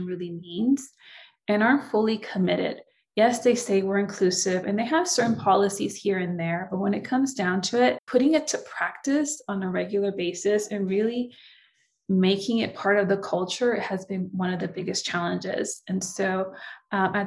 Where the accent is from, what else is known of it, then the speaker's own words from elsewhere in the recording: San Francisco, California, United States; first language Spanish; English is a second language; also born or lived in Nicaragua; now in Southern California, United States; Came to the States when I was 4, grew up in the Bay Area. So San Francisco, California, Bay Area, and currently reside in Southern California now